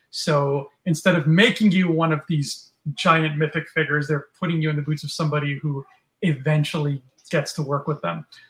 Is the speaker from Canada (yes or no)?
yes; Canada; We are from Canada. You and I are from Canada